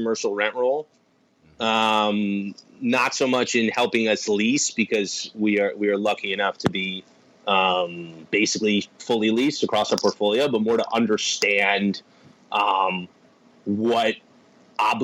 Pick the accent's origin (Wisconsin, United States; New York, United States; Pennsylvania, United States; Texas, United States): New York, United States; I'm from New York, so I, you know, I grew up in one of the buildings Millennium built